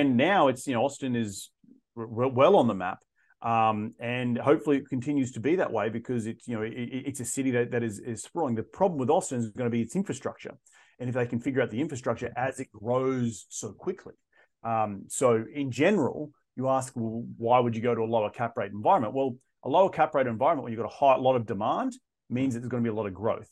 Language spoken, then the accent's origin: English; Australia; moved away as an adult; also born or lived in London / South of France; I'm originally from Australia